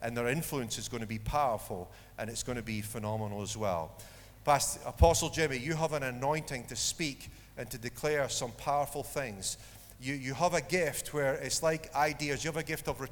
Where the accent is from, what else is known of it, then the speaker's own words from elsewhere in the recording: Dundee, Scotland, United Kingdom; I was born in Dundee